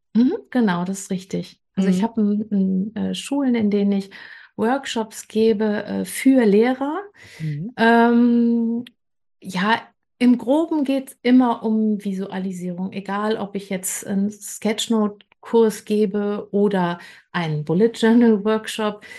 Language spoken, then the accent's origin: German; Bergisches Land, North Rhine-Westphalia, Germany; now in Hamburg, Germany; Ich komme ursprünglich aus dem Bergischen Land und lebe jetzt ähm, in Hamburg.